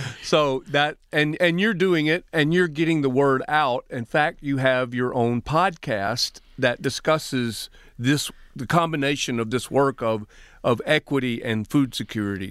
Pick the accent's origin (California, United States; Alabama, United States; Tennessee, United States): Alabama, United States; now in Michigan, United States; the Jim Crow laws I grew up with in Alabama